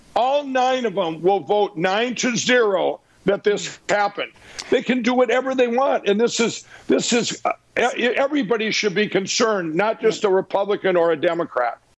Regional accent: Minnesota, United States; my home state of Minnesota

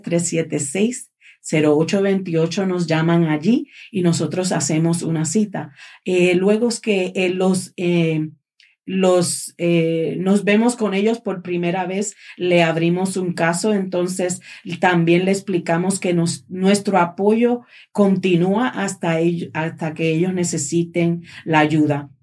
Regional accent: Puerto Rico; moved away; yo soy de Puerto Rico

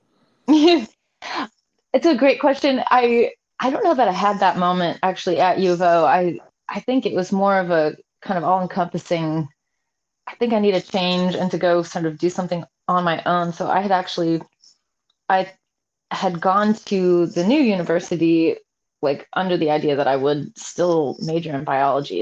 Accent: Salem, Oregon, United States; now in Seattle, United States; I was born and raised in Salem

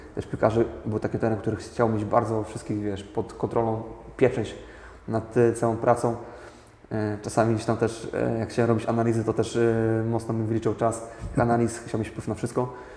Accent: Opole, Opole Voivodeship, Poland; mieszkam e, od zawsze tak w tym mieście, urodziłem się w tym mieście

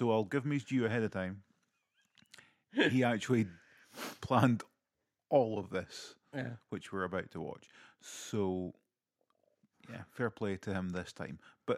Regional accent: Aberdeen, Scotland, United Kingdom; He goes, "Oh, so where are you from?" And I was like, Aberdeen?

